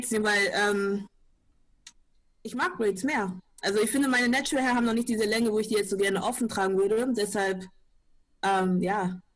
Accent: Hamburg, Germany; now in Flensburg, Germany; Ich komme aus Hamburg.

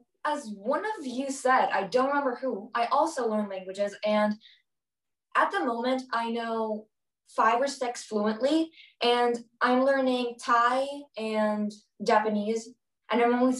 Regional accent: Russia; I'm 13 years old. I'm originally from Russia.

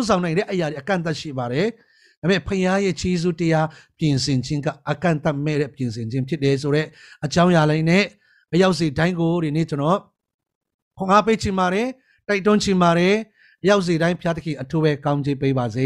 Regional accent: Chin Hills, Chin State, Myanmar; born or raised there

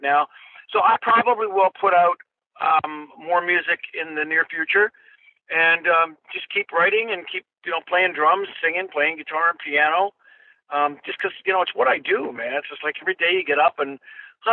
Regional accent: Toronto, Ontario, Canada; I was raised in Toronto, Canada

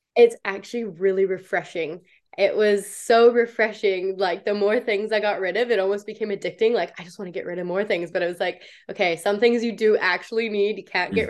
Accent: Canada; moved away as an adult; also born or lived in New Zealand; I played for the under 21 Canadian team

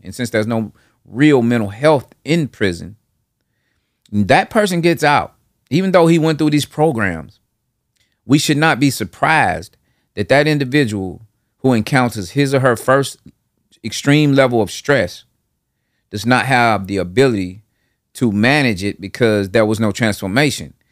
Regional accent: Nashville, Tennessee, United States; from that Nolansville, Hardin Place area to, uh, Northeast Nashville, Parkwood Estates. And from, like, five, six, all the way up to eighteen, that was where I lived

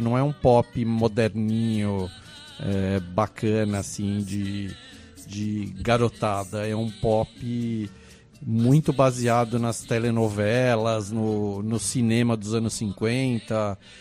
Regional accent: Brazil; eu sou do Brasil

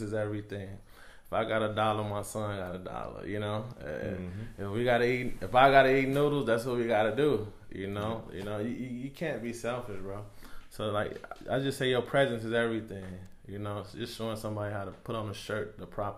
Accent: Chicago, Illinois, United States; Grew up in Chicago, South Side, Inglewood

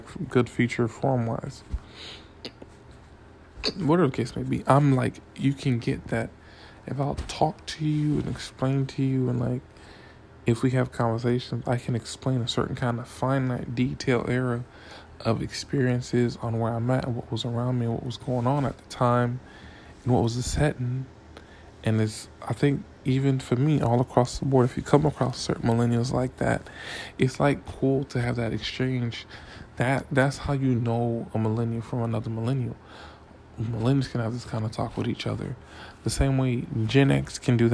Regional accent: Miami, Florida, United States; I'm from Miami, Florida

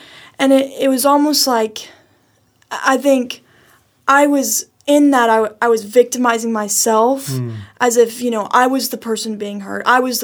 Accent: Lubbock, Texas, United States; also born or lived in Washington, D.C.; I was born and raised in Lubbock, Texas, and then we moved to D.C. and then moved back

